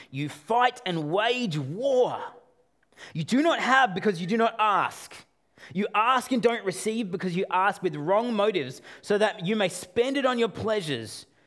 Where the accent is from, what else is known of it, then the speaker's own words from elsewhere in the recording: Australia; I'm Australian